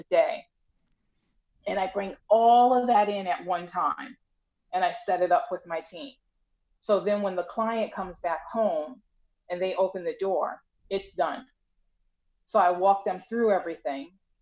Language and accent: English; Long Island, New York, United States; now in New Jersey, United States; I'm in New Jersey and I'm initially from Long Island